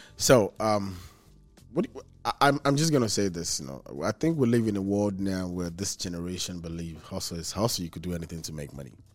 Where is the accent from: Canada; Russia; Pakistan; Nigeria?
Nigeria; now in Houston, United States; I'm from Nigeria